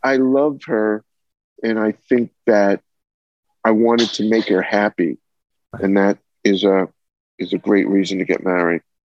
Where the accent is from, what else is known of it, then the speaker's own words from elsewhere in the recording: Massapequa, New York, United States; I'm from Plain Edge, Massapequa. you know, we're uh, South Shore guys